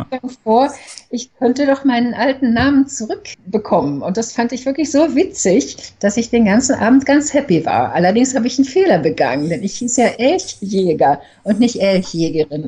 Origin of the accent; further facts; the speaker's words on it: Berlin, Germany; moved away as an adult; also born or lived in Umeå, Sweden; now in Uppsala, Sweden; bin in Berlin geboren und aufgewachsen und bin einen Monat nach dem Abitur nach Schweden gegangen und dort hängen geblieben